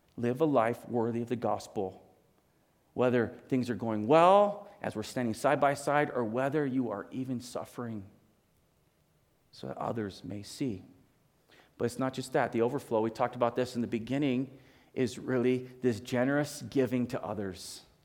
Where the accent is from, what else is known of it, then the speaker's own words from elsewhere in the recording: Hawaii, United States; moved away; I, I grew up in Hawaii